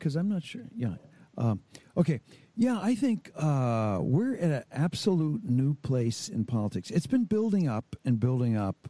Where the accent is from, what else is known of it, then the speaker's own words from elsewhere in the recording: Hamilton, Ontario, Canada; I grew up in Hamilton, Ontario, one of the greatest cities in North America